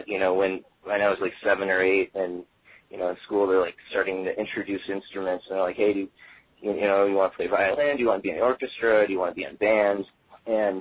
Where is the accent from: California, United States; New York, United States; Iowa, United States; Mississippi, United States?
Iowa, United States; Des Moines; moved away as an adult; now in Los Angeles, United States; growing up in Des Moines